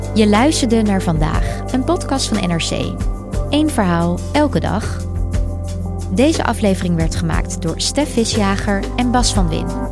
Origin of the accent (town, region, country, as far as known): Netherlands